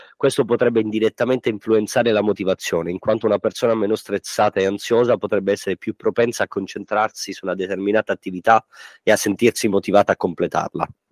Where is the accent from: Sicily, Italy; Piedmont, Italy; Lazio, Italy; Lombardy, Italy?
Sicily, Italy; Montalbano Elicona; io e Giuseppe siamo di Montalbano e Licona, ridente paesino situato a cavallo fra i monti Peloritani e i monti Nebrodi, situato a 907 metri sul livello del mare in provincia di Messina